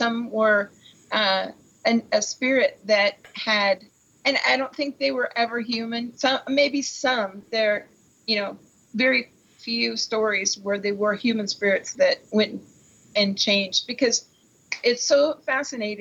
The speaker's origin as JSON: {"language": "English", "region": "Pacific Northwest", "country": "United States", "said": "we're from the Pacific Northwest, and we've never been beyond that. We've been here for thousands of years."}